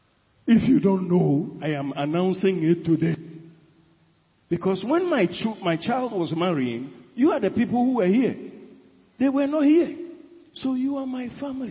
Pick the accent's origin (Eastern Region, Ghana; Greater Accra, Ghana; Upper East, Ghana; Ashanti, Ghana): Ashanti, Ghana; I come from Ashanti region